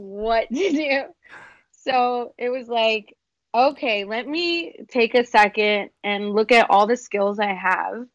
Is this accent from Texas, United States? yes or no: yes; San Antonio, Texas, United States; moved away as an adult; now in Los Angeles, United States; I am a dance artist from San Antonio, Texas, from the South Side